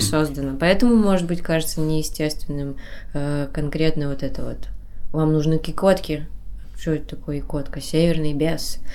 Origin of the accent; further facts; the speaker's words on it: Kudymkar, Perm Krai, Russia; Я сама коми пермячка, я из Кудымкра, и знала эти легенды с детства